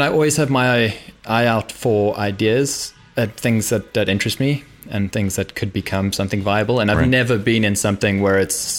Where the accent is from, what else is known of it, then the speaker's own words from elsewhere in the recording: South Africa; moved away as an adult; also born or lived in London; I'm South African, so I left university there.